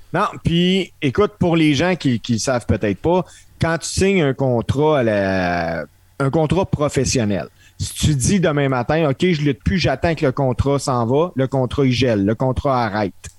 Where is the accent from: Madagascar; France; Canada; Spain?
Canada; en tant que Canadien